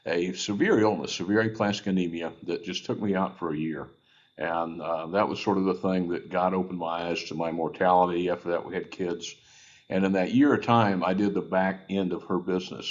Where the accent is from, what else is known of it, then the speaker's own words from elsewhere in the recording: Houston, Texas, United States; also born or lived in New Braunfels, Texas; I am a Texas boy. I was born in Houston